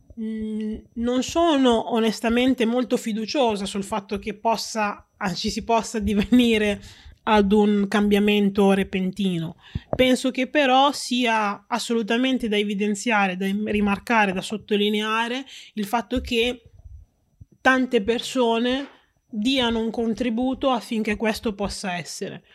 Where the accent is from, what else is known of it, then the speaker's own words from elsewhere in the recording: Reggio Emilia, Emilia-Romagna, Italy; sono nata a Reggio Emilia e sono stata cresciuta con i costumi propri della, della città di Reggio e dell'Italia